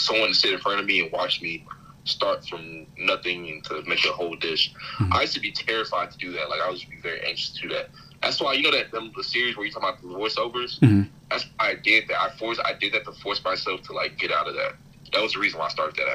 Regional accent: Dallas, Texas, United States; I'm from born and raised in Dallas

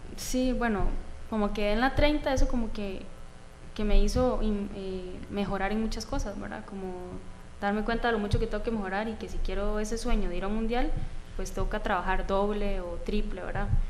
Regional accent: Atenas, Alajuela, Costa Rica; Eh, bueno, siempre he sido Atenas. Crecí en Atenas

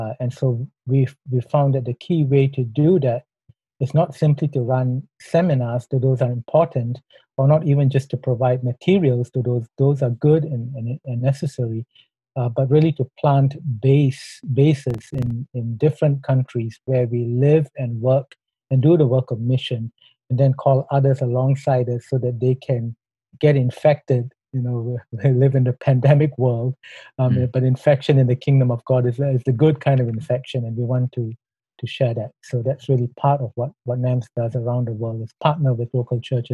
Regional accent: Singapore; moved away as an adult; now in Thailand; I'm a Singaporean

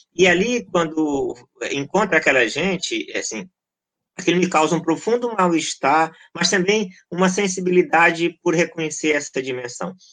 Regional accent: Goiás, Brazil; also born or lived in Maranhão; now in Rio de Janeiro, Brazil; eu nasci no Maranhão, mas cresci em Goiás e moro no Rio mais da metade da vida

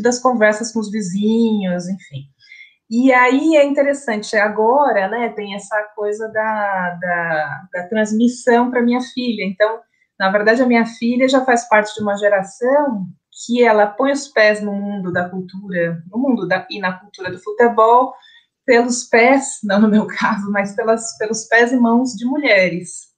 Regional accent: São Paulo, Brazil; nós, somos de São Paulo

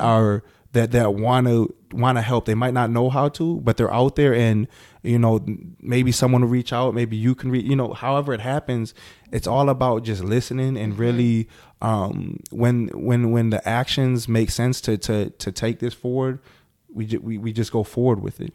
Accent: Milwaukee, Wisconsin, United States; I'm I'm from Milwaukee.

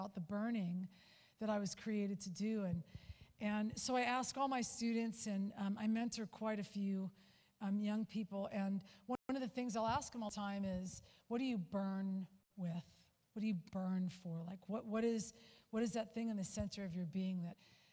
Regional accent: Southern California, United States; I was born and raised in Southern California

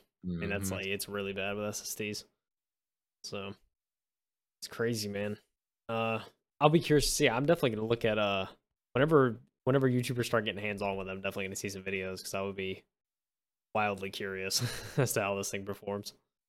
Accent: United States; I'm too American for that.

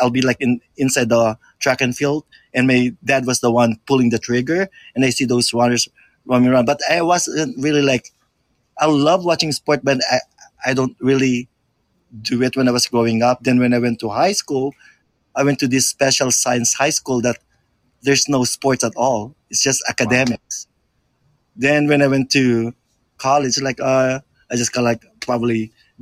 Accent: Philippines; moved away; I grew up in the Philippines.

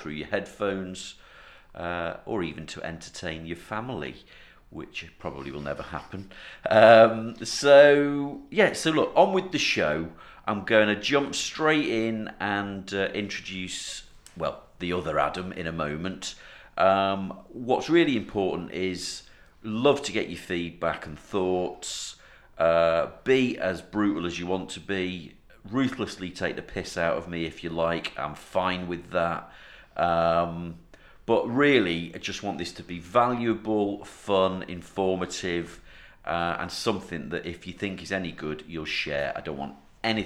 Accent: North Wales, United Kingdom; I'm from North Wales, and we are Woollybacks

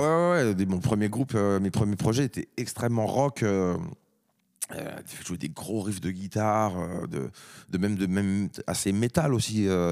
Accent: France; en tant que Français

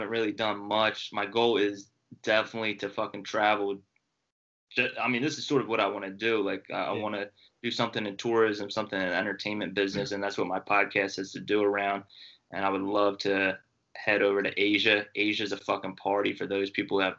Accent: Delco, Pennsylvania, United States; we're both from Delco

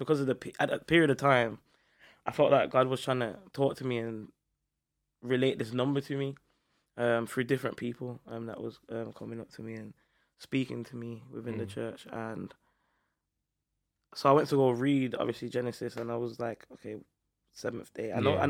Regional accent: Montserrat; I want to go back to my home country, which is Montserrat.

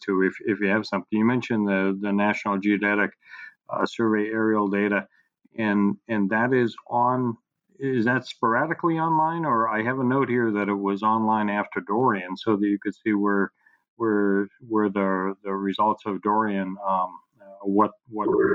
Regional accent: Boston, Massachusetts, United States; I grew up in Boston

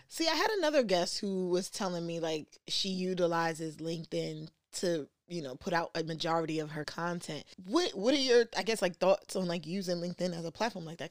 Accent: New York City, New York, United States; also grew up in the, in New York, I'm from the Bronx

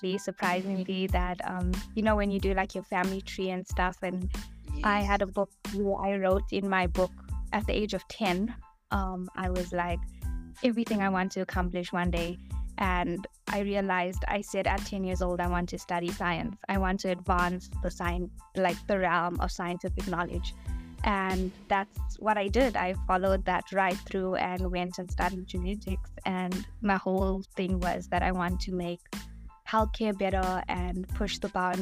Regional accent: South Africa; a proud South African despite my Indian heritage

